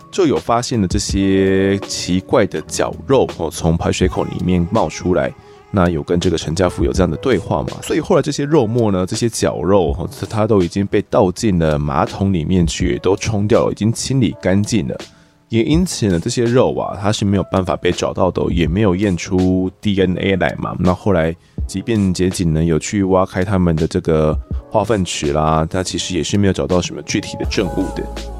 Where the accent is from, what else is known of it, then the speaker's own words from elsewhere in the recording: Mituo, Kaohsiung, Taiwan; 小时候啊，我在我的家乡有米火